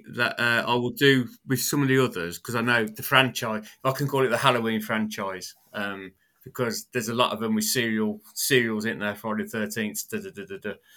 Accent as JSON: {"language": "English", "country": "United Kingdom", "accent": "British", "said": "my British accent"}